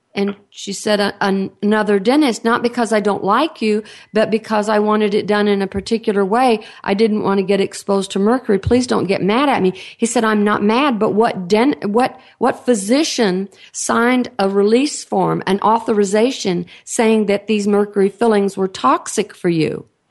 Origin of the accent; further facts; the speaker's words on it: Texas, United States; accent: Texan; I, am in Texas. Uh, obviously, you can tell by my accent